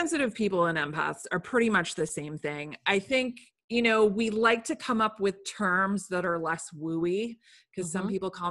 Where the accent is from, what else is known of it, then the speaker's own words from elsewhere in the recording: England, United Kingdom; born there; So I was born in England, and while I was there, I had a crazy high fever